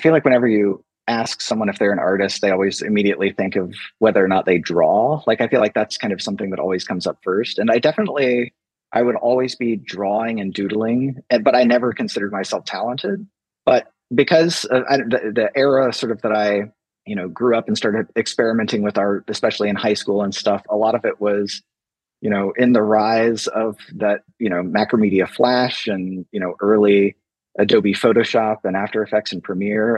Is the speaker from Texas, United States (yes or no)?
no; Southern Illinois, United States; moved away as an adult; now in Atlanta, United States; I grew up in Southern Illinois, just this impossibly small town, and then came to Atlanta to go to college